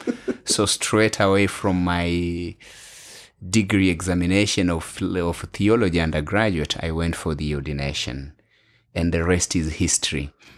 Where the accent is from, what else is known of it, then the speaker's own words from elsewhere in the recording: Western, Kenya; English is a second language; moved away as an adult; also born or lived in Bungoma / Nairobi / Ethiopia; now in Australia; I am a Kenyan. And so it is my home